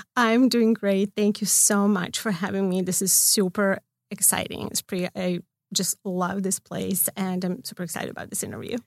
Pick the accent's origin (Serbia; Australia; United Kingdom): Serbia; Belgrade; now in Los Angeles, United States; I'm from Belgrade